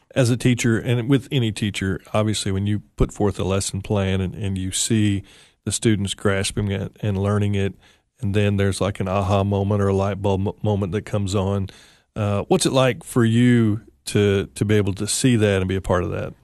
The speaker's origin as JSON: {"language": "English", "region": "West Tennessee", "country": "United States", "tie": "born or raised there", "said": "I grew up in West Tennessee"}